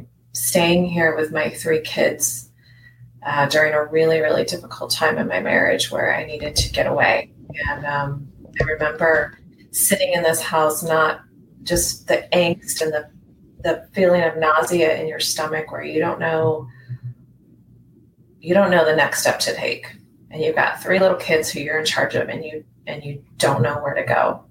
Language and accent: English; San Diego, California, United States; also born or lived in Hawaii; now in Florida, United States; I grew up originally in San Diego, but I've lived in lots of different places